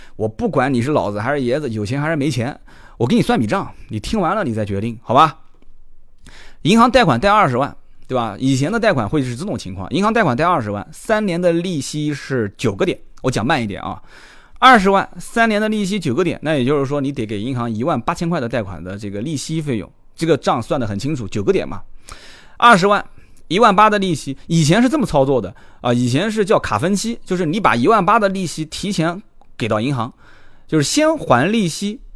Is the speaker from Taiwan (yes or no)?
no; China; 我们中国人